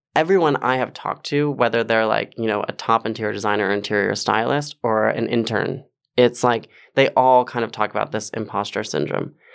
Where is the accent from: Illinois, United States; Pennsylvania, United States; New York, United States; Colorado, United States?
New York, United States; Westchester; I grew up in Westchester